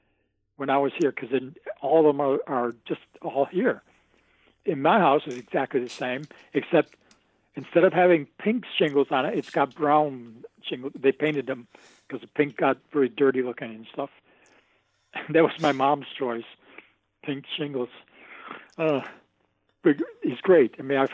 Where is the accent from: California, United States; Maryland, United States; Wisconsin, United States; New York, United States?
New York, United States; Binghamton; I'd assumed I was a guy from a small town upstate, and that kept me real, you know?